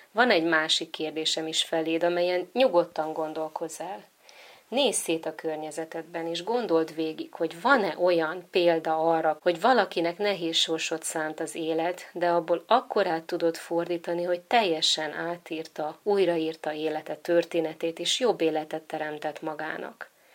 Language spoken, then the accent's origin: Hungarian; Hungary; Magyarországon születtem, és itt is nevelkedtem